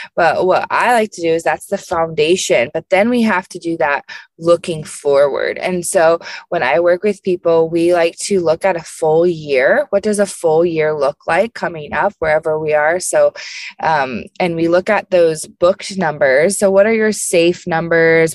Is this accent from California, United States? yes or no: no; Indianapolis, Indiana, United States; I am from Indianapolis, so I'm a Midwest girl